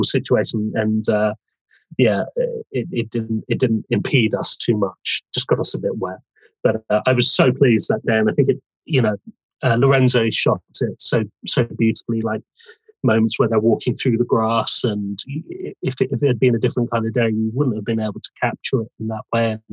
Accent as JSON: {"language": "English", "town": "Bournemouth", "region": "South West England", "country": "United Kingdom", "moved": "yes", "lives_now": "London, United Kingdom", "said": "I'm from Bournemouth originally. I've lived in London for years"}